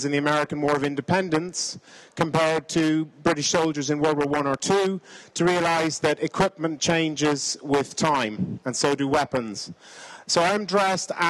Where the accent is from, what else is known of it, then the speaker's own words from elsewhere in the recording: Ireland; also born or lived in Kenya; I'm an Irishman